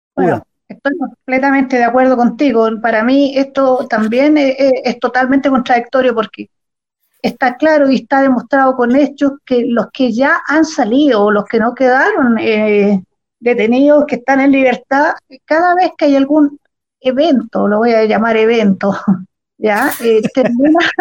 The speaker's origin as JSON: {"language": "Spanish", "country": "Chile", "tie": "born or raised there", "lives_now": "Santiago, Chile", "said": "los que nacimos y nos criamos en Chile, que son chilenos por derecho"}